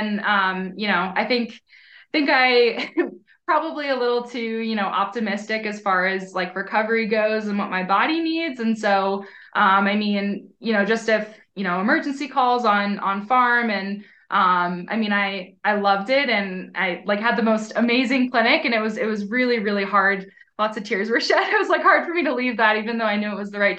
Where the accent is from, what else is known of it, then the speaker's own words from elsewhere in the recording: Hershey, Pennsylvania, United States; moved away as an adult; also born or lived in Burlington, Vermont; now in Colorado, United States; growing up, we had a really great swim team. I'm from Hershey, Pennsylvania